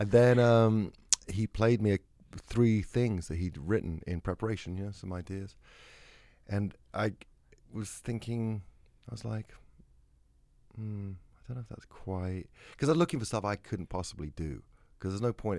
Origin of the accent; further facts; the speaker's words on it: England, United Kingdom; I'm English